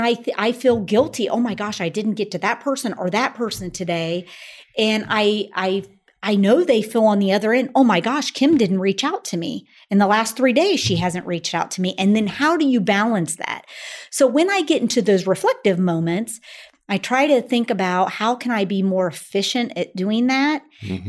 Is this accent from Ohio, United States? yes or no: yes; Springfield, Ohio, United States; I grew up in Springfield, Ohio